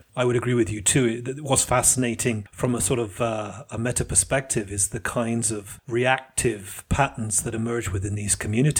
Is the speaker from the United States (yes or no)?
no; United Kingdom; now in Italy; As a Brit coming to Italy, that really disrupted many of the ideas I had about selfhood within society.